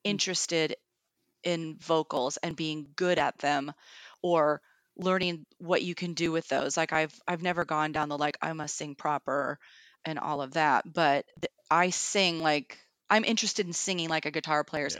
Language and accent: English; Kennewick, Washington, United States; moved away as an adult; also born or lived in Seattle / France; i grew up in the tri-cities which is eastern washington state for those who don't know in kennewick